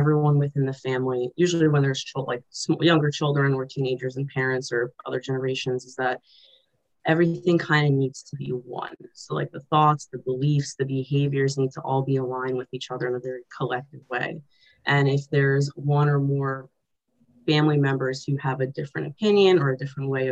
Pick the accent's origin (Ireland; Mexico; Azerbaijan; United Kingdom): Azerbaijan; moved away; I'm an immigrant or refugee, and like especially I'm from Azerbaijan, the former Soviet Union, so I speak Russian.